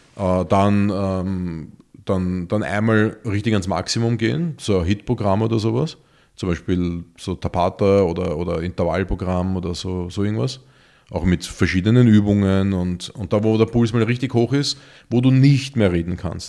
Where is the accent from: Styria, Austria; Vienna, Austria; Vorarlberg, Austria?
Vienna, Austria; für uns Städter, und ich bin Wiener